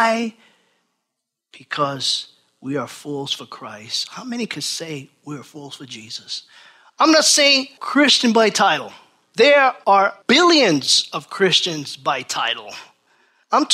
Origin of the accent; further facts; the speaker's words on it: New York, United States; Born and raised in New York